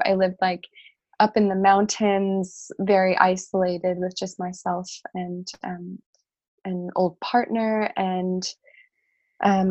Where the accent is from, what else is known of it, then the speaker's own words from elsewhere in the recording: Chicago, Illinois, United States; I grew up in Chicago